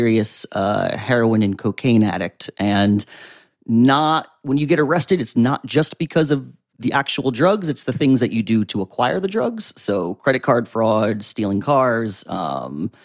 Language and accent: English; Wantage, New Jersey, United States; moved away as an adult; now in Jersey City, United States; From Sussex County, New Jersey. Now I live in Jersey City. So I was from like Wantage, the kind of picturesque Appalachian Mountain area, the northwest tip of New Jersey.